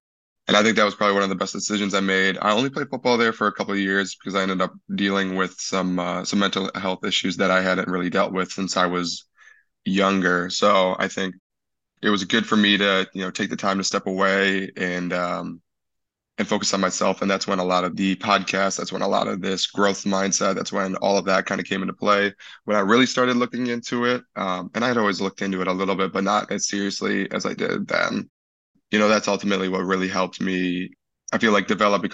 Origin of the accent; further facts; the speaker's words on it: Hartland, Michigan, United States; grew up in Heartland, lived there from the time I was 4